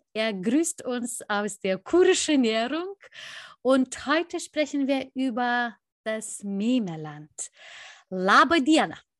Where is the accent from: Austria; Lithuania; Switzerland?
Lithuania; für alle, die sich für mein Heimatland interessieren